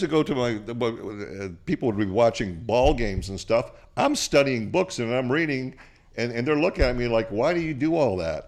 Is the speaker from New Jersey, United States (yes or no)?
no; Portland, Oregon, United States; also born or lived in Bulgaria; I was born in Portland, Oregon